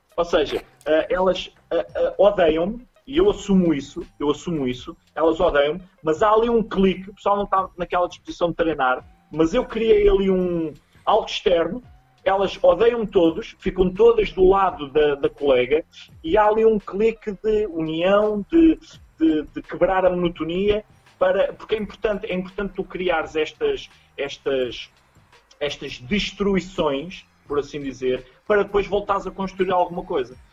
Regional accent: Coimbra, Centro, Portugal; moved away as an adult; now in Lisbon, Portugal; Eu, como não sou de Lisboa, graças a Deus, nasci em Coimbra

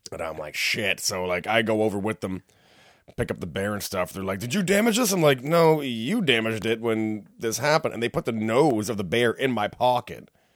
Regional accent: Whitby, Ontario, Canada; I'm not from here. I'm from Whippy

